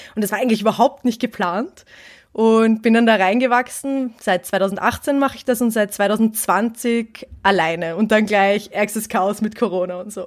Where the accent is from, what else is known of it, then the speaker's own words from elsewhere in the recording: Vienna, Austria; ich komme aus Wien